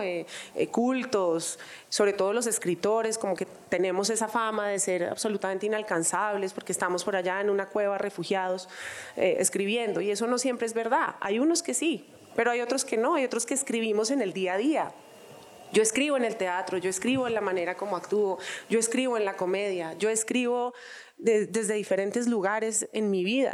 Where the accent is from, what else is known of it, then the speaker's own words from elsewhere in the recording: Colombia; como colombianos